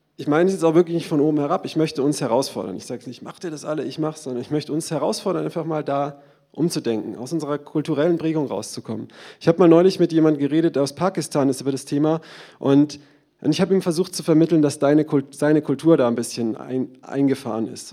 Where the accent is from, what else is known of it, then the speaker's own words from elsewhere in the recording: Germany; Wir sind Deutsche